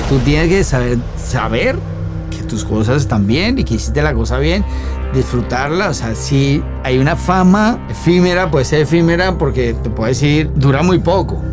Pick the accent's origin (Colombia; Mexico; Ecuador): Colombia; Bogotá; moved away as an adult; yo soy colombiano. ¿Cómo? Bogotano